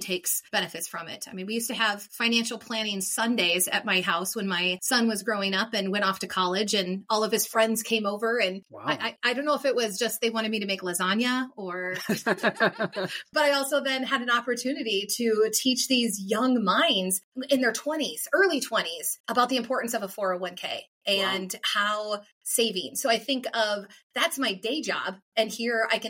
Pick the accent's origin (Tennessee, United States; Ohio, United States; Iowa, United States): Iowa, United States; now in Minnesota, United States; born and raised in Iowa. So even though I have lived in Minnesota for 30 plus years